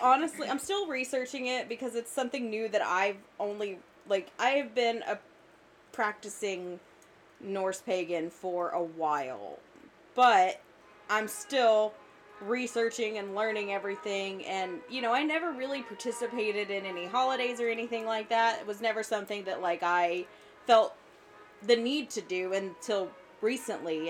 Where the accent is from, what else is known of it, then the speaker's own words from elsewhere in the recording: the South, United States; I grew up in the South